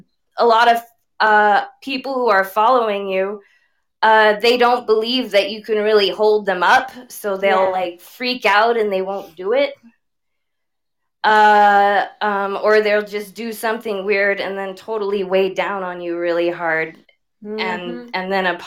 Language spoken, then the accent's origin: English; Canada; Well, I'm from Canada. We say sorry a lot here.